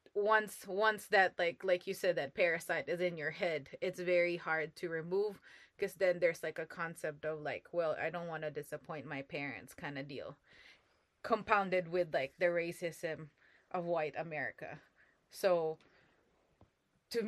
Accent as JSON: {"language": "English", "country": "Philippines", "tie": "born or raised there", "moved": "as an adult", "lives_now": "United States", "said": "What I studied in the Philippines was Asian history"}